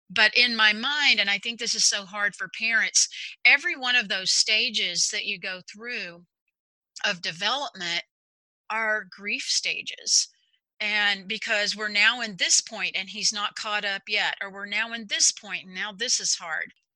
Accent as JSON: {"language": "English", "region": "Texas", "country": "United States", "tie": "born or raised there", "moved": "yes", "lives_now": "Overland Park, United States", "said": "I am from Texas originally. I'm a native Texan and very proud of that currently live in Overland Park, Kansas."}